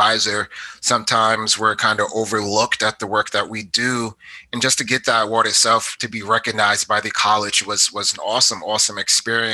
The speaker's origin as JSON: {"language": "English", "town": "Providence", "region": "Rhode Island", "country": "United States", "also_born_or_lived": "Georgia / Missouri / North Carolina", "moved": "as an adult", "lives_now": "Richmond, United States", "said": "I am from Providence, Rhode Island"}